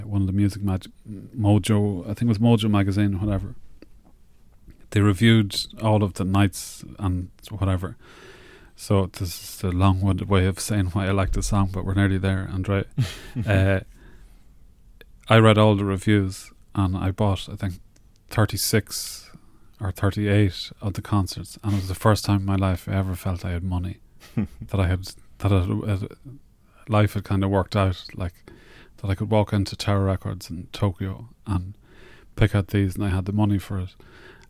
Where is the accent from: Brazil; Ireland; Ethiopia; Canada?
Ireland; Navan, County Meath